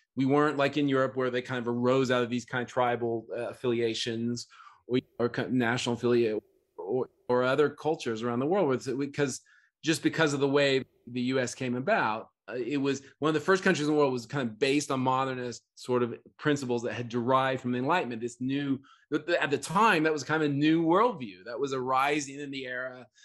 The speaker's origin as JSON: {"language": "English", "region": "Oklahoma", "country": "United States", "tie": "born or raised there", "said": "I grew up in Oklahoma"}